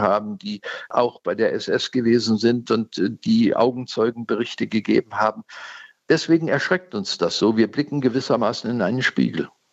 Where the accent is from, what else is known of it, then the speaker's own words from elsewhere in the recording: Germany; für uns als Deutsche